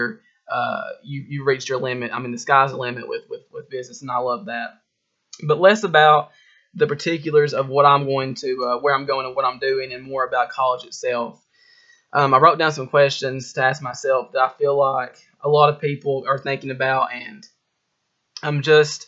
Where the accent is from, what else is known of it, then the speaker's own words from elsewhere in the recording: Harlan County, Kentucky, United States; I'm from Harlan County, Kentucky